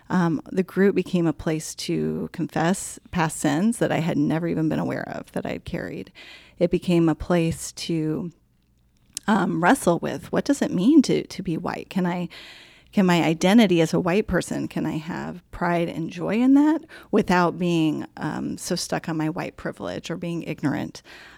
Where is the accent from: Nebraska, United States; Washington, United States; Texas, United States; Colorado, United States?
Colorado, United States; moved away; I guess I'm a mom. I grew up in Colorado.